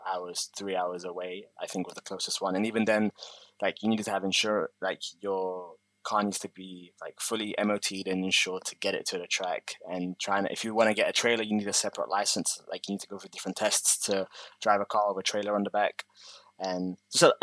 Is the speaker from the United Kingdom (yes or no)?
yes; London, United Kingdom; moved away as an adult; also born or lived in New Zealand; now in Japan; so I'm from London